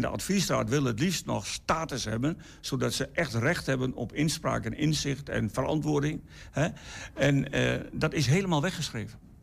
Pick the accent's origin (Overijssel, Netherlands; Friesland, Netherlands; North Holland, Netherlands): Overijssel, Netherlands; Enschede; ik was dus als kind hier in de Enschede. Ik ben geboren in Enschede